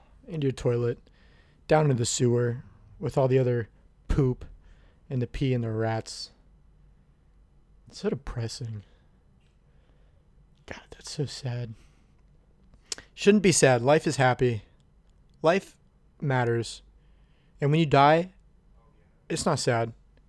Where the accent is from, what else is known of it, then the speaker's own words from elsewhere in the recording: New Orleans, Louisiana, United States; My hometown... My hometown of New Orleans was named after a guy.